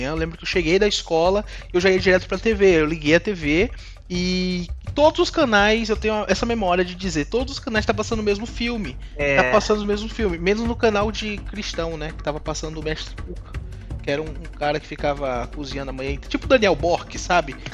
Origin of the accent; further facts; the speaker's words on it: Salvador, Bahia, Brazil; Pra quem não sabe, eu sou de Salvador.